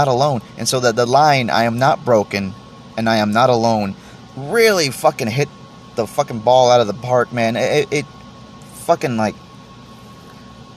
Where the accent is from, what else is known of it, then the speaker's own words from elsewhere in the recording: Texas, United States; I'm from Texas